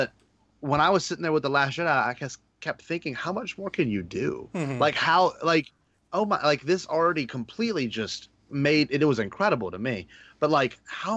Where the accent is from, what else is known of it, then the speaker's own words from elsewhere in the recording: Baton Rouge, Louisiana, United States; I'm Baton Rouge. I'm Baton Rouge native.